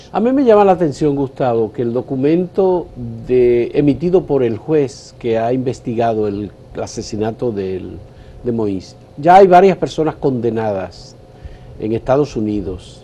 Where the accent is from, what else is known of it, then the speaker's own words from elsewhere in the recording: Dominican Republic; somos República Dominicana